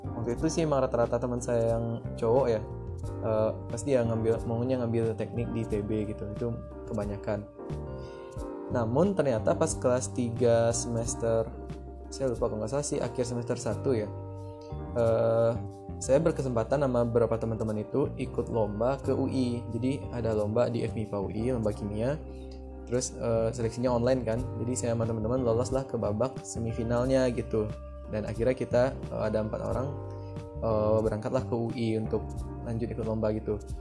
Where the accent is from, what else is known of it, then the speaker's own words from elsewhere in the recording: Lubuk Basung, West Sumatra, Indonesia; accent: Minang; moved away as an adult; also born or lived in Jakarta; now in Depok, Indonesia; setelah saya ngerantau dari, dari kampung ya, dari Sumatera Barat, saya pun juga di Sumatera Baratnya bukan di Kota Padang gitu. Eh, nama daerah saya, Bubuk Basung